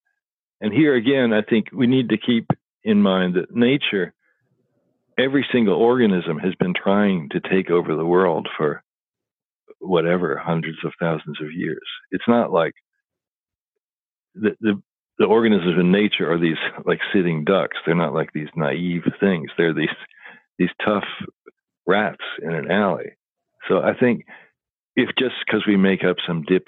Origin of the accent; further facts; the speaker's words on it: Louisville, Kentucky, United States; I grew up in Louisville, Kentucky